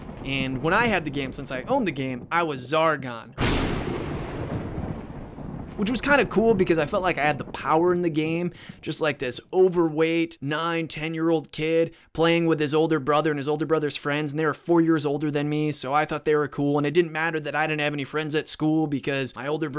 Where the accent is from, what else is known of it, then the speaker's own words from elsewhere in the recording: Cleveland, Ohio, United States; I used to say I'm from Cleveland